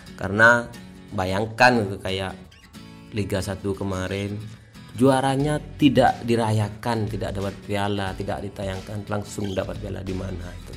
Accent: Bangkalan, East Java, Indonesia; Kita sebagai orang Bang Kalan

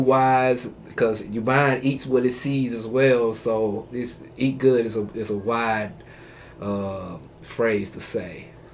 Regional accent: Fairfield, Alabama, United States; now in Huntsville, United States; I'm from Fairfield, Alabama. Uh, I came up here to I came up here to Huntsville about man, I've been here a while mm. since 02

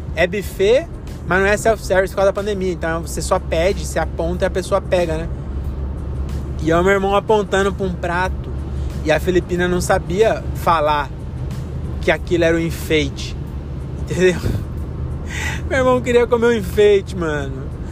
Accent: Francisco Morato, São Paulo, Brazil; Agora eu que sou de Morato

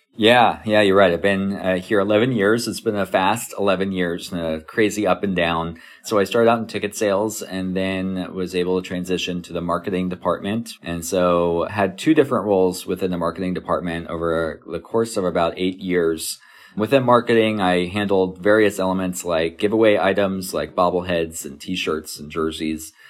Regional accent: Kansas City, United States; moved away as an adult; also born or lived in New York; was able to land a job at the Kansas City Royals and able to go back to my hometown and work for my hometown team

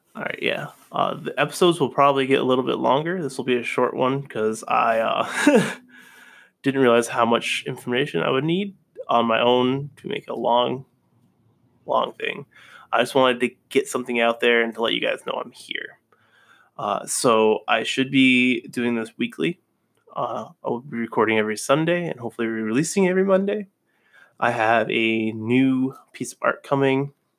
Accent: Vermont, United States; moved away; also born or lived in New Haven; I'm originally from Vermont.

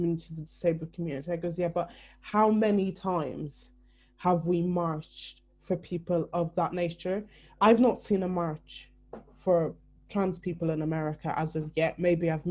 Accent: Ireland; moved away; I'm from Ireland originally, which is predominantly white, predominantly Christian. They weren't really keen on the gay people at all, really, for many years, even while I was growing up.

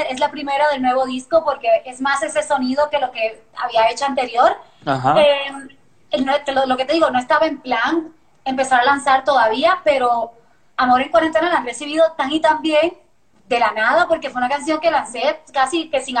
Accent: Puerto Rico; accent: Puerto Rican; No, pues mi familia me pelea de que ya, no tengo acento puertorriqueño.

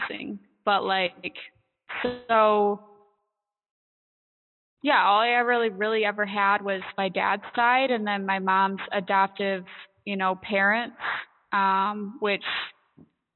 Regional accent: Michigan, United States; So I grew up in Michigan. I still live here

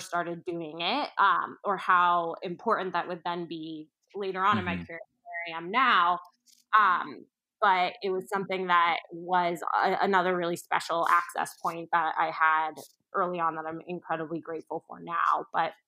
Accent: Orlando, Florida, United States; now in New York, United States; I grew up in the Orlando area right outside of Disney and Universal

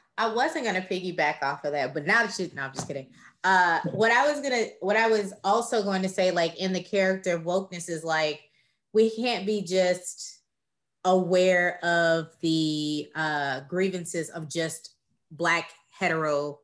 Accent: Texas, United States; I am from Texas.

